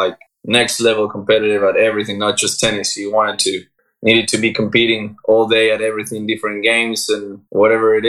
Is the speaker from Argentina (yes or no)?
yes; Argentina; moved away as an adult; also born or lived in United States; now in Barcelona, Spain; I'm from Argentina. I went to college a couple of years ago and then I kind of moved to Europe. So I left Argentina 10 years ago.